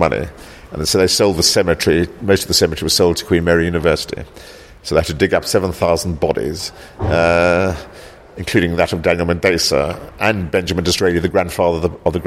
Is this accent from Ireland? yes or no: no; South Africa; also born or lived in South Africa (born); now in London, United Kingdom; I grew up in South Africa